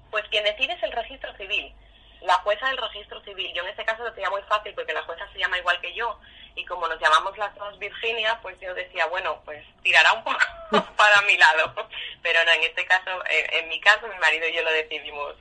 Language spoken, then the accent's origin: Spanish; Huelva, Andalusia, Spain; now in Asturias, Spain; Aquí en Asturias, yo que soy de Huelva